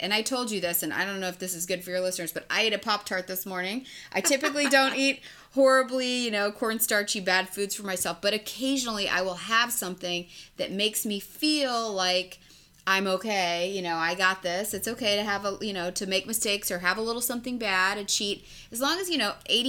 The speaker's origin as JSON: {"language": "English", "region": "Texas", "country": "United States", "said": "I'm a Texan"}